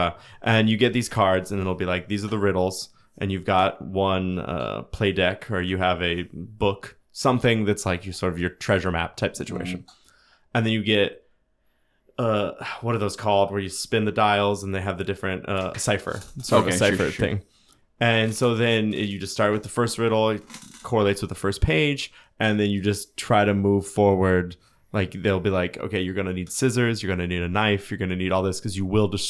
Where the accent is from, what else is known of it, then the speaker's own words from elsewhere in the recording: Benton, Illinois, United States; But I grew up in Benton, which is, if you ever read any books about methamphetamines, it's mentioned multiple times.